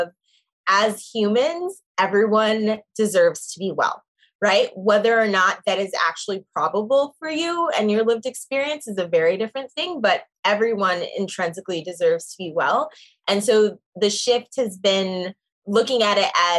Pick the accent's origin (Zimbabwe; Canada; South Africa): Zimbabwe; now in New York, United States; I am from Zimbabwe and it's from Shona, which is the language spoken there